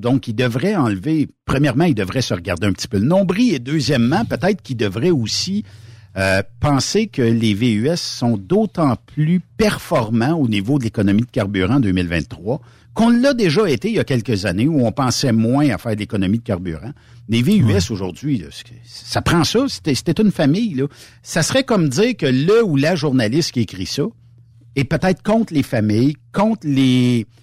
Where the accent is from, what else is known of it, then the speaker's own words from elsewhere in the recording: Ferme-Neuve, Quebec, Canada; Saint-Joseph, chez nous à Fermeneuve